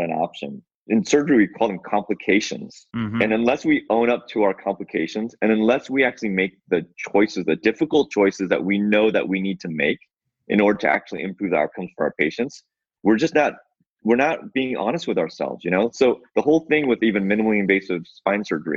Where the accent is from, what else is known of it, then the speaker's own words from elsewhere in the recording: Seattle, Washington, United States; I'm from Seattle.